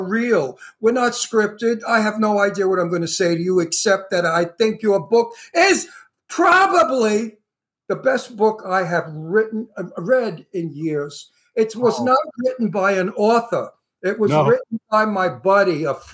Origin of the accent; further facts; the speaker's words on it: New York City, New York, United States; now in Palm Springs, United States; I'm from Brooklyn